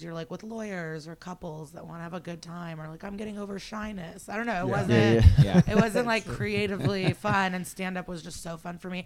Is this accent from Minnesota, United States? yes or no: no; Chicago, Illinois, United States; also born or lived in Odessa, Ukraine / Skokie, Illinois; And then we moved to Chicago, then Skokie